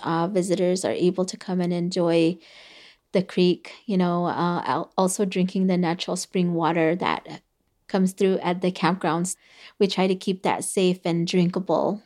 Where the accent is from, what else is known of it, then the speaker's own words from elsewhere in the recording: Havasupai, Arizona, United States; first language Havasupai; English is a second language; Havasupai was the first language that I spoke